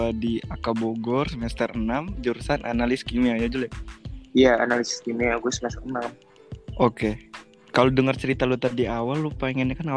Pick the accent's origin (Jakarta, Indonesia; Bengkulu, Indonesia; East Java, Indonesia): Bengkulu, Indonesia; now in Bogor, Indonesia; Buat yang belum tahu, gue dari gua dari Bengkulu, tepatnya di Kabupaten Bengkulu Utara.